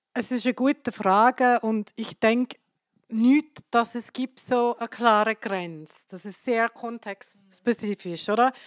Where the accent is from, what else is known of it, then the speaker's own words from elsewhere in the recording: India; now in Switzerland; Ich komme aus Indien